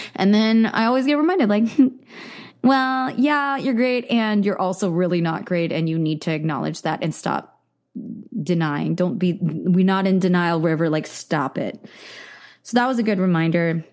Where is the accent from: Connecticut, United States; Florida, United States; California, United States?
California, United States; the Bay Area; I grew up in the Bay Area